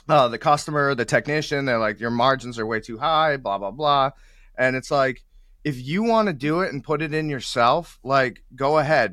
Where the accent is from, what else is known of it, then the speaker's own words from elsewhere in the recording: New England, United States; I'm from the New England area